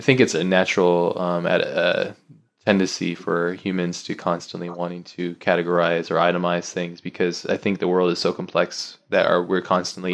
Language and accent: English; United States; I'm I'm American